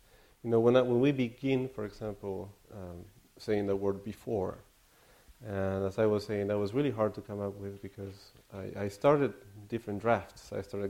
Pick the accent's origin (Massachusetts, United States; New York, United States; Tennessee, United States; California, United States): California, United States; Slightly. I'm from California as well.